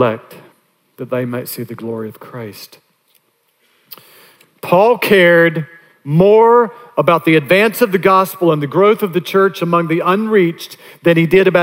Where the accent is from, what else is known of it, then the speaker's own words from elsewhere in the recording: North Augusta, South Carolina, United States; my hometown of North Augusta